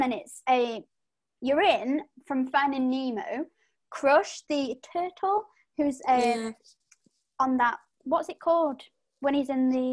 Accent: United Kingdom; we're British.

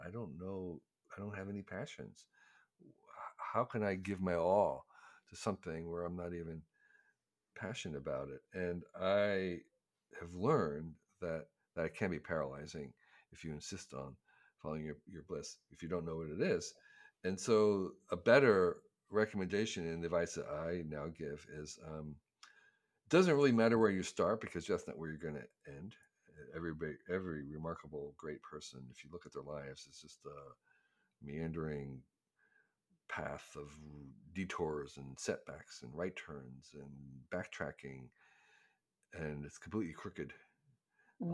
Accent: New Jersey, United States; because I was growing up in Northern Jersey in the 50s and 60s. It was incredibly parochial. It was like just very, very small town-ish thinking and horizons.

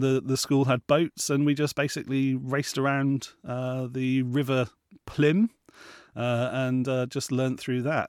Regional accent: Plymouth, South West England, United Kingdom; I grew up in Plymouth

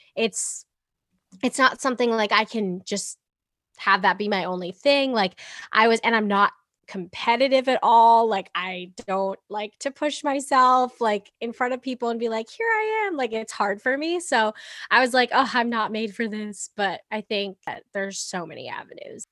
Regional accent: Boston, Massachusetts, United States; also born or lived in England; I'm from Boston

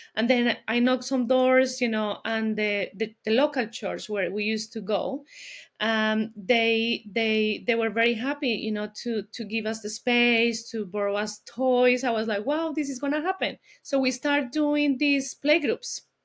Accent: Colombia; English is a second language; moved away as an adult; also born or lived in Bogota, Colombia; now in London, United Kingdom; I'm from Colombia. I'm originally from Colombia.

